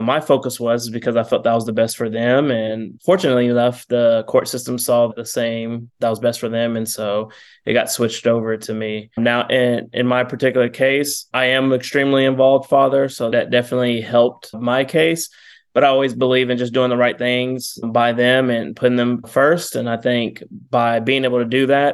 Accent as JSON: {"language": "English", "town": "San Antonio", "region": "Texas", "country": "United States", "tie": "born or raised there", "said": "born and raised in San Antonio, Texas"}